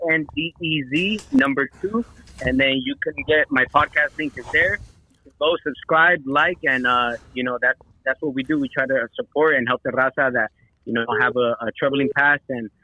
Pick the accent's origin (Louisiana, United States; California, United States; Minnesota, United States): California, United States; Northridge; now in Las Vegas, United States; I'm originally from Northridge, California, but I'm in Las Vegas, Nevada right now.